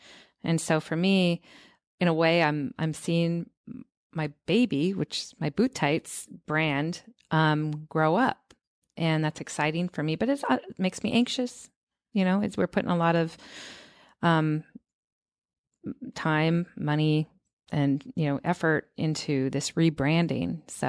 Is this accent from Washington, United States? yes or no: yes; Seattle, Washington, United States; Well, I come from Seattle